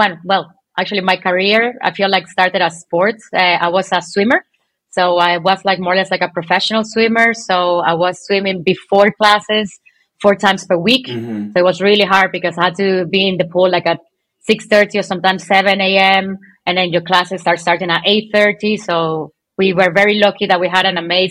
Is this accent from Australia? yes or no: no; Venezuela; now in Ireland; I was born in Venezuela